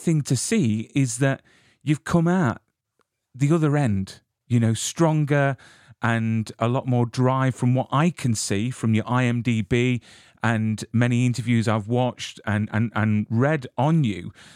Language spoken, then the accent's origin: English; United Kingdom; I'm from the UK